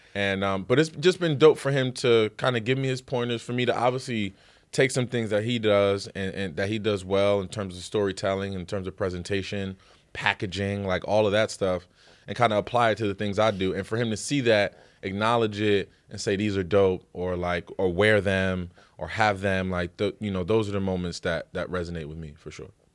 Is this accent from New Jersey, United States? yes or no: yes; Paterson, New Jersey, United States; I'm from Paterson, New Jersey